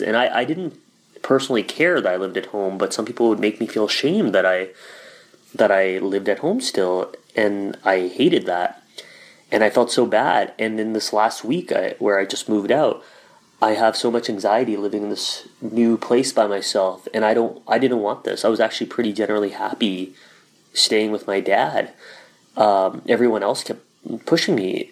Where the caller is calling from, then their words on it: Winnipeg, Manitoba, Canada; I'm calling from Winnipeg, Manitoba, Canada